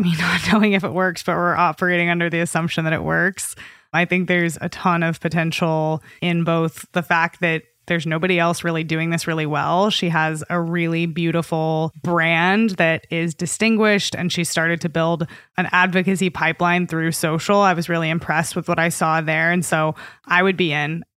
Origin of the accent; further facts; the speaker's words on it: Austin, Texas, United States; I'm from Austin, and we have a ton of mosquitoes, too